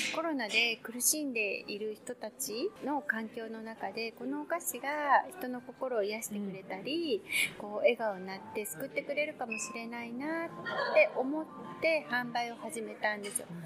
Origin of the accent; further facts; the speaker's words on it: Gamagori, Aichi, Japan; also born or lived in Tokyo; その生まれ育った海の見える蒲郡